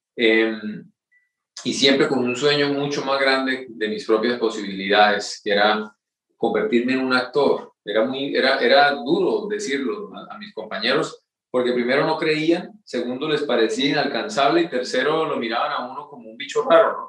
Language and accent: Spanish; Curití, Santander, Colombia; moved away; yo soy eh, colombiano, nacido y criado en un pueblo muy pequeño en Santander que se llama Curití